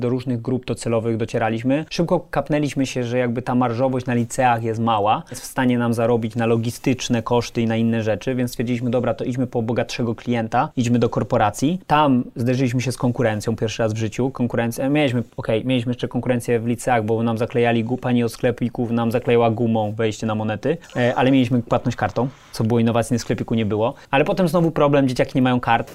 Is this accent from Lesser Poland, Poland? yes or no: yes; Kraków, Lesser Poland, Poland; moved away as an adult; also born or lived in United States; now in Warsaw, Poland; wróciłem do Krakowa, jestem z Krakowa